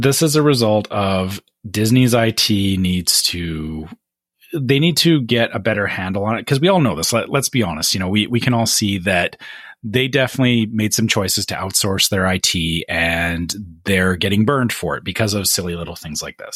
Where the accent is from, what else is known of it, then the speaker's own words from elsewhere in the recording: Canada; as a Canadian